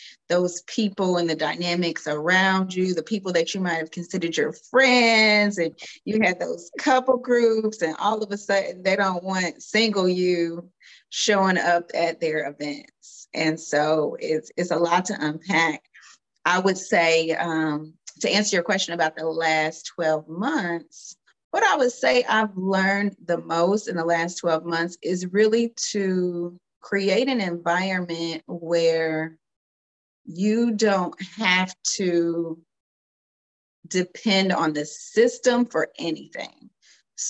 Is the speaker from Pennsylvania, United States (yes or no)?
no; Cincinnati, Ohio, United States; also born or lived in Louisville, Kentucky; I am a Louisville, Kentucky native, but I grew up in Cincinnati, Ohio.